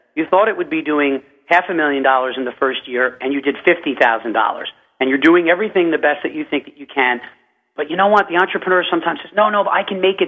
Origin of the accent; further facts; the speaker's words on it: United States; I'm an American